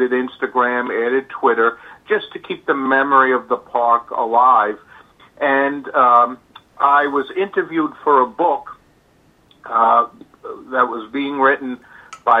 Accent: New York City, New York, United States; I'm a New Yorker by birth. I was raised in the Bronx

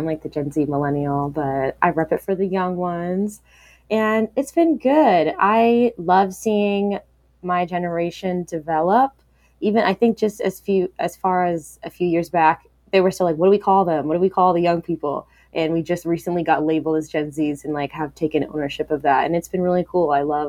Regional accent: Virginia, United States; also born or lived in San Diego, California / Kansas City, Missouri / Japan; So I was born in San Diego, California. Lived there for 2 years, moved to Kansas City, Missouri, lived there for 2 years, moved to Virginia for 1 year, Japan for 3 years, Virginia for the 10 years.

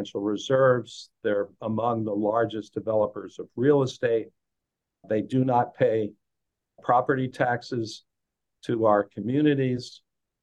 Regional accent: Lehigh Valley, Pennsylvania, United States; I'm from the Lehigh Valley area of Pennsylvania

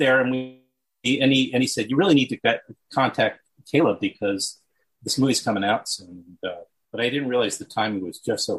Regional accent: New York City, New York, United States; Well, I was born and raised in Queens.

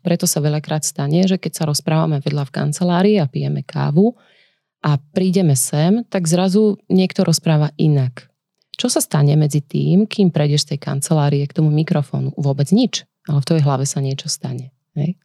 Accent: Nitra, Nitra Region, Slovakia; v Nitre, odkiaľ pochádzam

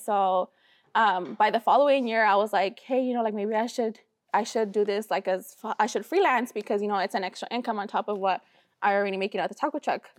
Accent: Sacramento, California, United States; also born or lived in Michoacán, Mexico; we came here to Sacramento. Like this is where we grew up. This is my hometown

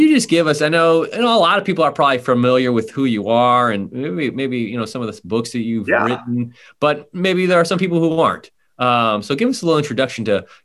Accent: Buffalo, New York, United States; I'm from Buffalo, home of the AFC East champs

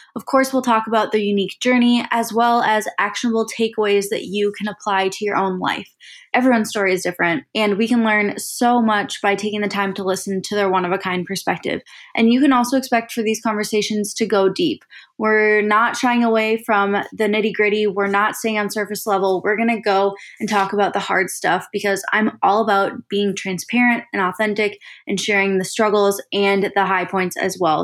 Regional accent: Saint Paul, Minnesota, United States; now in Austin, United States; I live in Austin, Texas with my boyfriend, Andrew, but I grew up in Saint Paul, Minnesota

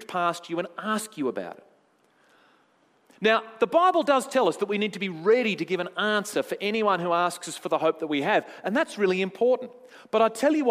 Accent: Tasmania, Australia; I'm from Tasmania.

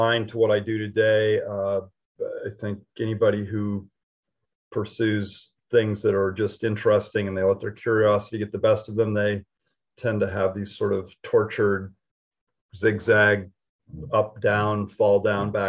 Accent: Western Colorado, United States; moved away; I grew up in Western Colorado

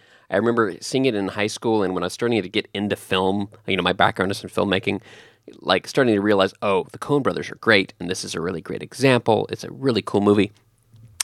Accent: Texas, United States; I'm from Texas. I grew up in that area.

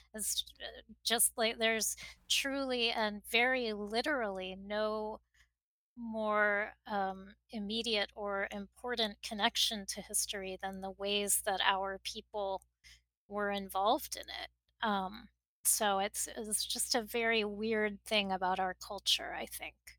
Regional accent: Miami, Florida, United States; moved away as an adult; also born or lived in Texas; now in New York, United States; I grew up in Miami and I, I do, you know, I am of South Florida in a lot of ways and now of New York, having lived here for more than two decades

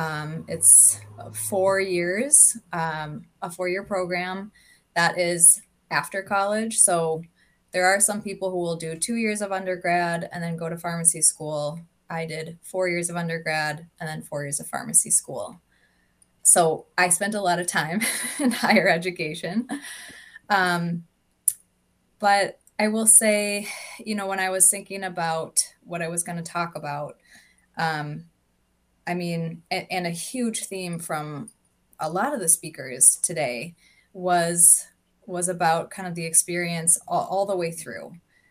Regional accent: Minnesota, United States; also born or lived in Tyendinaga, Canada; I am Mohawk from Tiendanega, Mohawk Territory, which is in southern Ontario. I grew up in Minnesota, just outside of St. Paul.

